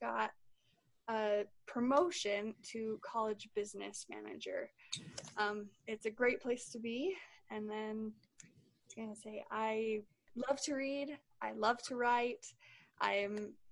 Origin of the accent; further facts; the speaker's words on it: Cedar City, Utah, United States; I am from Cedar City, Utah. I've been here my whole life